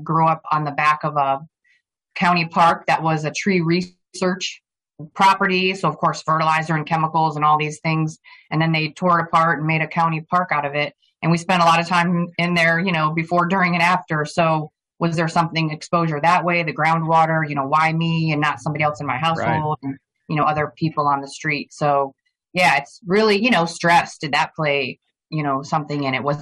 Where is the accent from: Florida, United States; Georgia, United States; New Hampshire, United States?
Florida, United States; Plantation; also born or lived in Flint, Michigan; I grew up in Plantation, Florida, which is a suburb of Fort Lauderdale